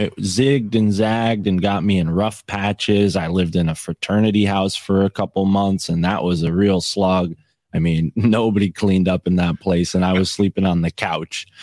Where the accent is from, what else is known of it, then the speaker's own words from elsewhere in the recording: Connecticut, United States; I'm from Connecticut